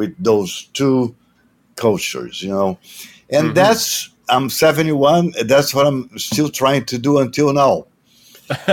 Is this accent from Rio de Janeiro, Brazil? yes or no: yes; Rio de Janeiro, Brazil; I was born in Rio a long time ago, in 1951.